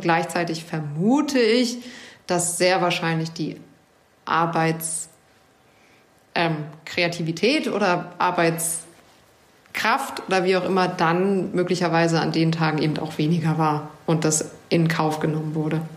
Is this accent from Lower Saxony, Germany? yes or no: yes; Hanover, Lower Saxony, Germany; Aber ich bin auch in Hannover geboren